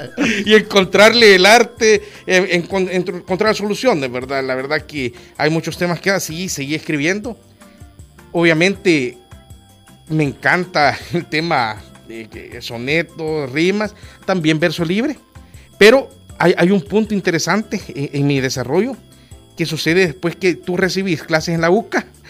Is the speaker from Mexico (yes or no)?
no; Olocuilta, La Paz, El Salvador; moved away; also born or lived in San Salvador; Olocuilta, mi ciudad natal